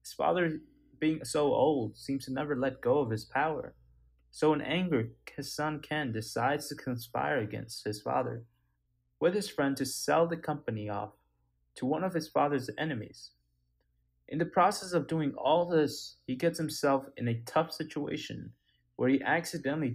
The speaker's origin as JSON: {"language": "English", "town": "Kathmandu", "region": "Bagmati", "country": "Nepal", "tie": "born or raised there", "said": "I was born in Nepal, Kathmandu"}